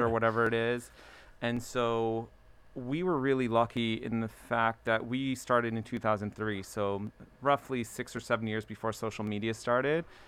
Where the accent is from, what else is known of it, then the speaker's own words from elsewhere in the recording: Baltimore, Maryland, United States; also born or lived in Ellicott City; I was born in Baltimore